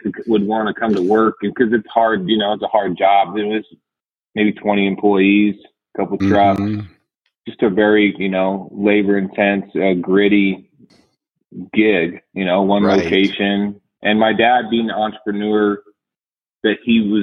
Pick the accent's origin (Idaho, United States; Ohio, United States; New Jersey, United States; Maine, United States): Idaho, United States; Caldwell; also born or lived in Oregon; I grew up in Idaho around the Boise area in a town called Caldwell